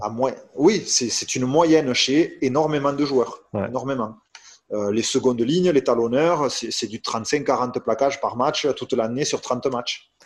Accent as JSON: {"language": "French", "country": "France", "said": "je suis français"}